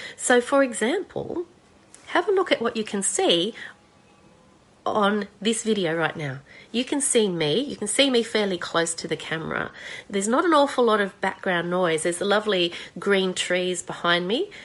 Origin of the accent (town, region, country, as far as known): Australia